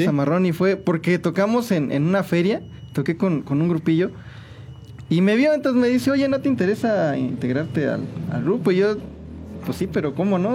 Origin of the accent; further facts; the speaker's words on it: San Juan del Río, Querétaro, Mexico; also born or lived in Mexico City; yo nací en Santiago de Querétaro, pero toda mi familia y toda la vida me la he pasado aquí en San Juan del Río, que este es, mi pueblo, mi, mi pueblo natal, mi ranchito